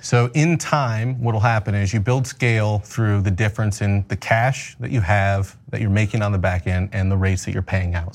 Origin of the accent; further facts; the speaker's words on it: Omaha, Nebraska, United States; also born or lived in Battle Creek, Michigan; I grew up in Omaha, Nebraska